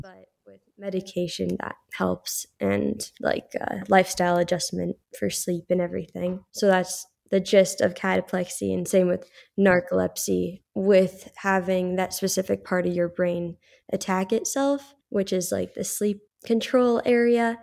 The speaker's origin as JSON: {"language": "English", "town": "Carlsbad", "region": "California", "country": "United States", "tie": "born or raised there", "also_born_or_lived": "Florence / Rome", "said": "born and raised in Carlsbad, California"}